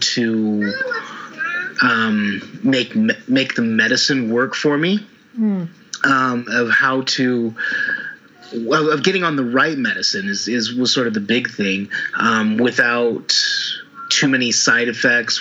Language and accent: English; Utah, United States; moved away as an adult; also born or lived in Oregon; I was born in Utah, in the States